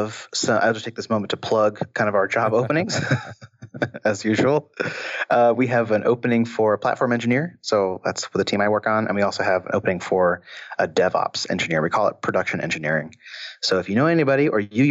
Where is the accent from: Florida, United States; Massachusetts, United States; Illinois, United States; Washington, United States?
Washington, United States; Seattle; I grew up in Seattle, so it was all Microsoft